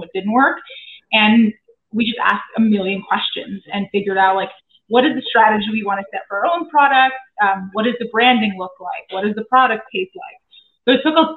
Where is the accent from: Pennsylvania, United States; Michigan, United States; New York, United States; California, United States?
New York, United States; New York City; now in Westchester, United States; I grew up in Brooklyn.